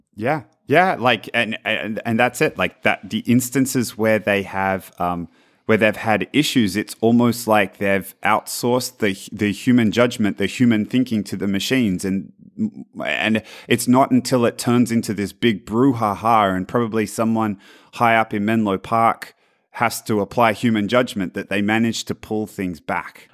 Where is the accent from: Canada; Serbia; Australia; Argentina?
Australia; now in Palo Alto, United States; I'm from Australia.